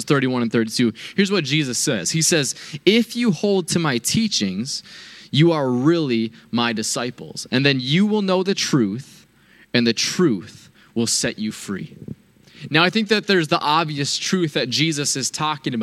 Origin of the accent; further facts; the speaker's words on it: United States; I am a proud American